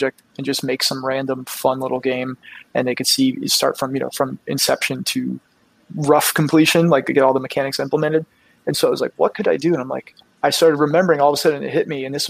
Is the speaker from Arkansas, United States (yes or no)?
no; South Florida, United States; I grew up in South Florida